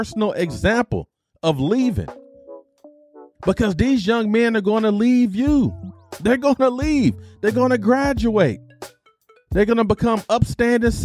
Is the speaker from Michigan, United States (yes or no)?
yes; Detroit, Michigan, United States; moved away as an adult; I grew up in Detroit